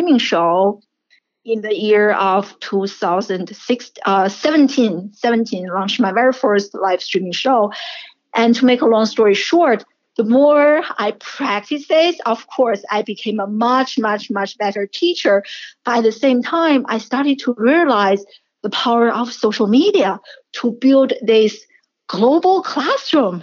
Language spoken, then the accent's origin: English; China; English is a second language; moved away as an adult; also born or lived in Syracuse, United States; now in United States; I'm a first generation immigrant, and I grew up in China, and I came to the United States in my early 20s